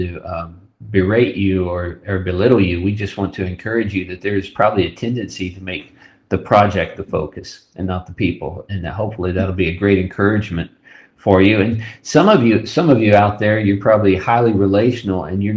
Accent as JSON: {"language": "English", "region": "West Texas", "country": "United States", "tie": "born or raised there", "said": "I grew up in West Texas"}